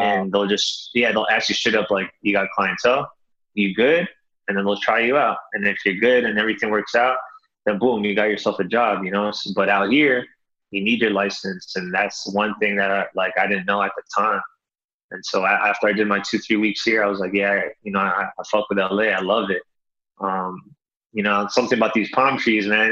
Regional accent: Toronto, Ontario, Canada; moved away as an adult; now in Los Angeles, United States; born and raised in Toronto, Canada.

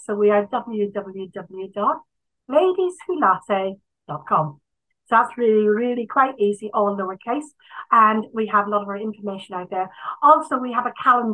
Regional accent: Ireland; this is a problem being Irish

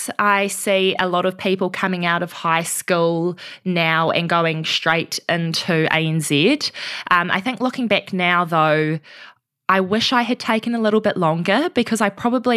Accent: Auckland, New Zealand; I grew up in Auckland, a family of seven, so quite a big family

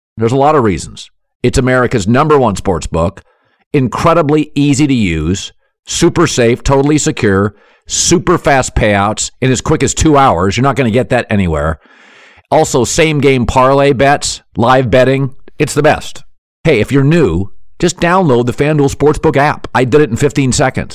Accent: Pacific Northwest, United States; I'm from the Pacific Northwest

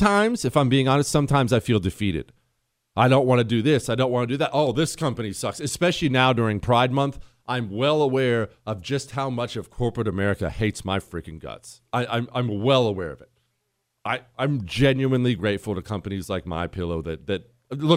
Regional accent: Ohio, United States; I'm from Ohio

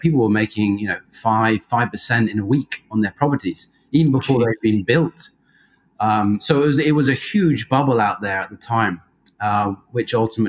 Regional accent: Jersey; moved away as an adult; now in Australia; I was fortunate enough to grow up in Jersey, so not New Jersey

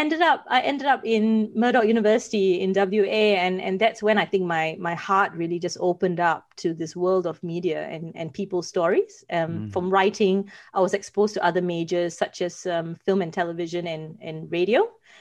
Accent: Singapore; now in Australia; I think I came from Singapore, and I got to Australia because I wanted to pursue journalism.

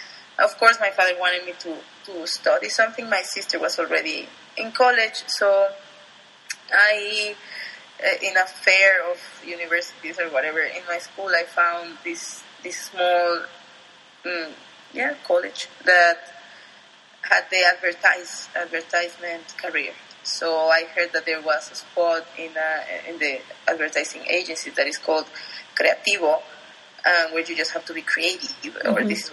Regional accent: Atizapán de Zaragoza, State of Mexico, Mexico; English is a second language; Yeah, well, as you said, I grew up there.

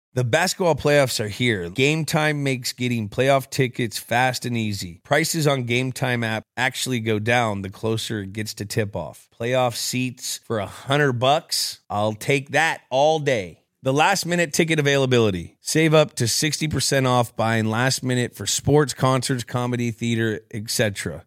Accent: Bay Area, California, United States; I'm from the Bay Area

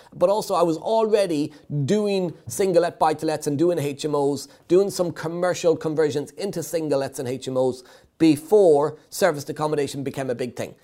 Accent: Ireland; being Irish

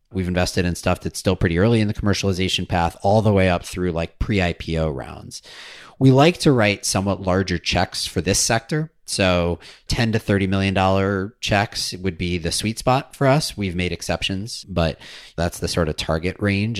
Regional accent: Madison, Wisconsin, United States; I grew up in Madison, Wisconsin, so that was my hometown utility

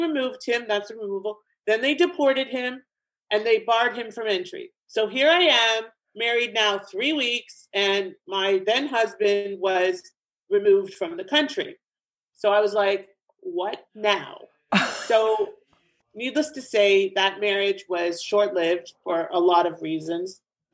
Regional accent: Canada; moved away as an adult; also born or lived in Ontario, Canada / Florida, United States; now in South Florida, United States; I'm originally from Canada myself. I'm here in South Florida now.

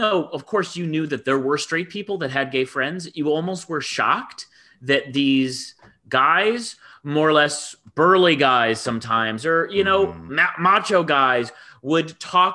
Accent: Michigan, United States; I was raised in Michigan

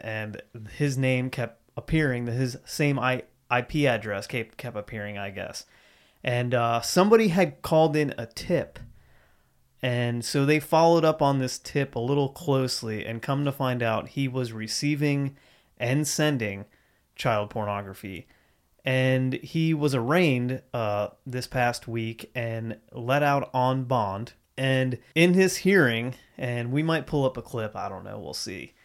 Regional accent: Central Ohio, United States; now in Huntington, United States; I was, you know, raised in Ohio. I came from Central Ohio, home of the Buckeyes

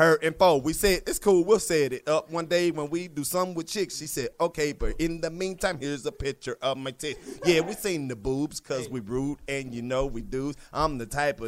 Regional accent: Oxford, Mississippi, United States; I'm from Oxford, Mississippi

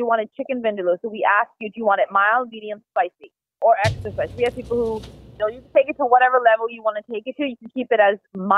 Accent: Vancouver, British Columbia, Canada; moved away as an adult; now in Swedesboro, United States; I was born and raised out in Canada, and I'm from Vancouver

